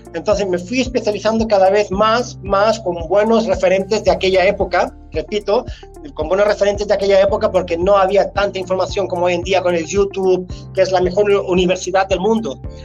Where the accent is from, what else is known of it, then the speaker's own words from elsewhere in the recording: Spain; moved away as an adult; now in Sweden; de mi tierra, de España